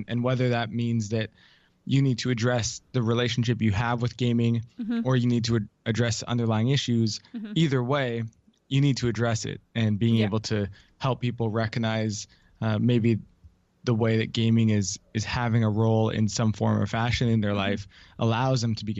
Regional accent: Canada; now in United States; especially in the US where I live now, I'm Canadian originally.

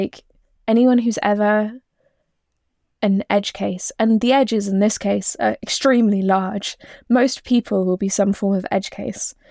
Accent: East Anglia, East of England, United Kingdom; I grew up in East Anglia

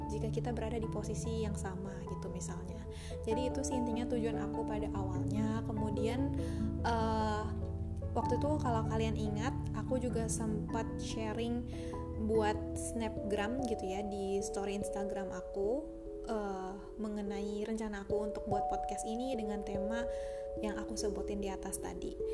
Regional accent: Bekasi, West Java, Indonesia; also born or lived in Jakarta; now in Banjar, Indonesia; Aku lahir di Jakarta, tinggal di Bekasi Sekolah dari TK sampai SMA itu aku di Bekasi Tapi kuliah di Jakarta

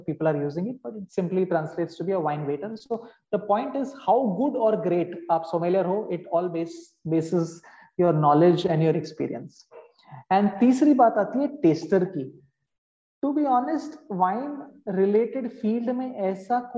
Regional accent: Mumbai, Maharashtra, India; मैं मुंबई का रहने वाला हूँ एंड मैं फूड एंड बेवरेजेस से करीबन अभी 20 साल से एसोसिएटेड हूँ

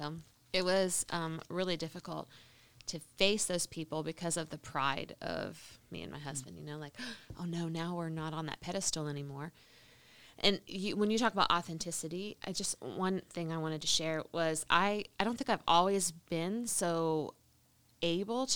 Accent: Alabama, United States; we're from Alabama. We came back to Alabama

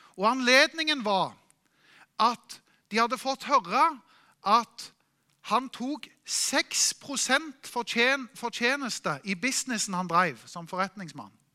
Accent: Norway; Vi er nordmenn

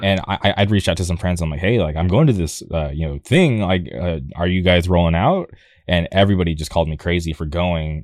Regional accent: La Quinta, California, United States; now in Orange County, United States; I grew up in a city called La Quinta

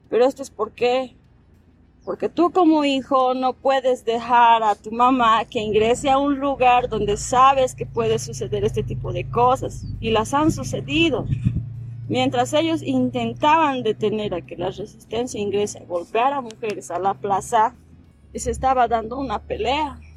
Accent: Sacaba, Cochabamba, Bolivia; Yo soy de aquí

